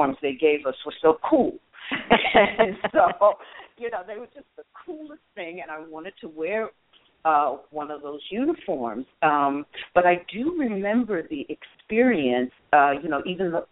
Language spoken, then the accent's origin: English; Detroit, Michigan, United States; I wanted to come to my hometown